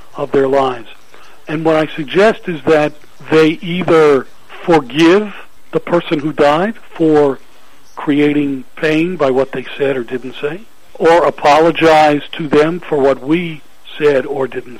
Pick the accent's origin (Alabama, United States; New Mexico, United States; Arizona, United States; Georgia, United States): Georgia, United States; Atlanta; I grew up in Atlanta